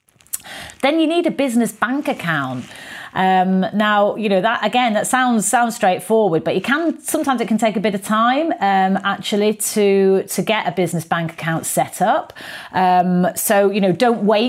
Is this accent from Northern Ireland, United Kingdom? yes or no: no; Manchester, North West England, United Kingdom; moved away as an adult; also born or lived in London; Manchester, my original hometown.